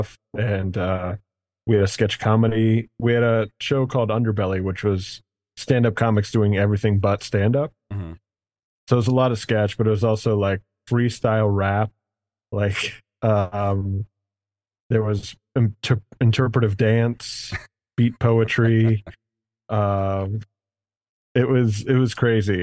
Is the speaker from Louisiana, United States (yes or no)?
no; Cincinnati, Ohio, United States; also born or lived in Chicago; now in Michigan, United States; I was born here. I grew up in Cincinnati, which is where I started. And then I moved from Cincy to Chicago and then here.